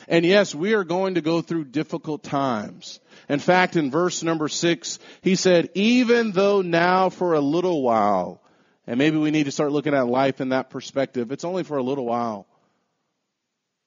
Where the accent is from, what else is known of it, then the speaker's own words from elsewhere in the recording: United States; We're Americans